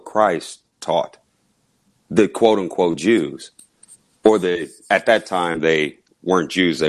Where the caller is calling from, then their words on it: Kansas, United States; Calling from Kansas.